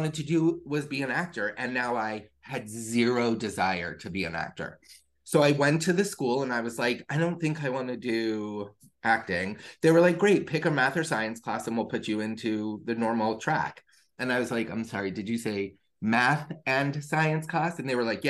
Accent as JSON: {"language": "English", "region": "Florida", "country": "United States", "tie": "born or raised there", "also_born_or_lived": "New York", "said": "I was born in New York. Raised in Florida"}